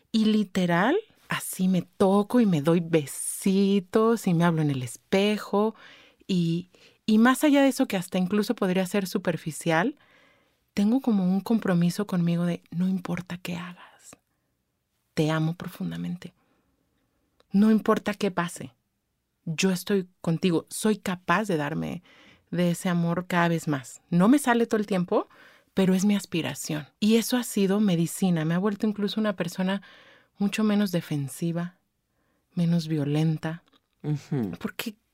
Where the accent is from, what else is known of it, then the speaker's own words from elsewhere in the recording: State of Mexico, Mexico; Vengo del Estado de México, donde pues obviamente todo es culpa de AMLO, ¿no?